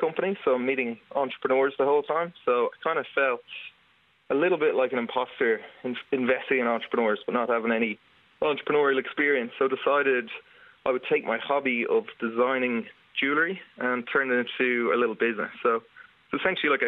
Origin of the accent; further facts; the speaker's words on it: County Meath, Ireland; moved away as an adult; also born or lived in Dublin; now in London, United Kingdom; I'm from Bedisend in, like, County Meath